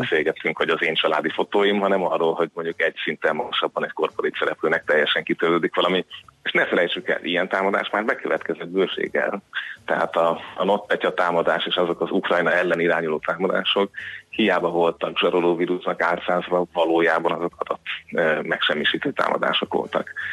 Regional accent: Hungary; számomra magyarként, magyar állampolgárként

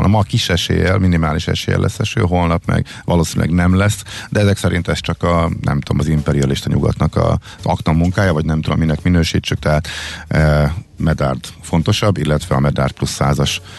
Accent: Miskolc, Borsod-Abaúj-Zemplén, Hungary; born there; halálán van a teljes Miskolci tömegközlekedés. És hát az én gyerekkoromban én ott nyaraltam, én ott születtem, és a nagyszüleim is eh, ott éltek

